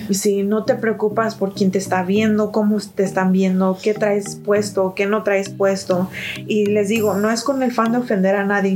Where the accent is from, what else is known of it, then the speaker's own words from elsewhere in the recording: Mexico; yo soy mexicana